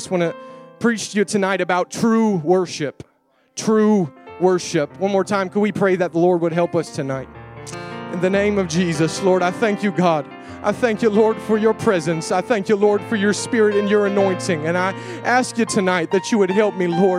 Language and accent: English; United States; I am an American